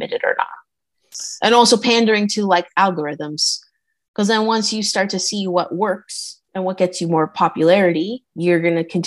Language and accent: English; Canada; I'm from Canada.